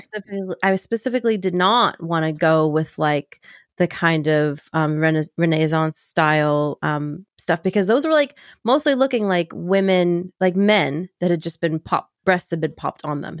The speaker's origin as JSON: {"language": "English", "region": "Kentucky", "country": "United States", "tie": "born or raised there", "said": "I grew up in Kentucky"}